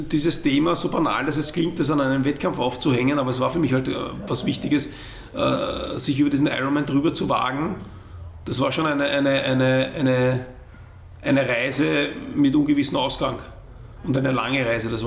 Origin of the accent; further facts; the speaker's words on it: Vienna, Austria; als Wiener bist halt irgendwann so weiter, ähm, weil äh, die Wege zu Trainingshängen halt doch wesentlich weiter sind.